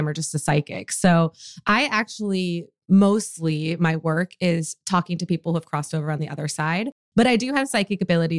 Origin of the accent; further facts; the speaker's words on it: Michigan, United States; now in California, United States; I grew up in Michigan